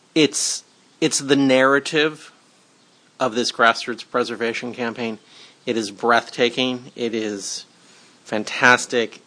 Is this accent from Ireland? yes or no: no; Los Angeles, California, United States; Growing up in Cheviot Hills